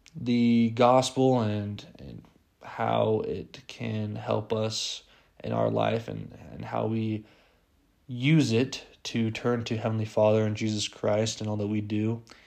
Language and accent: English; Las Vegas, Nevada, United States; I am from Las Vegas